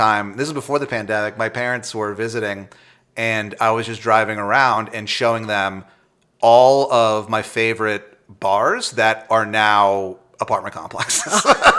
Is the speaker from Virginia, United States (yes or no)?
yes; Northern Virginia, United States; I grew up in Northern Virginia right next to Maryland, and so I've heard that stupid accent my whole fucking life.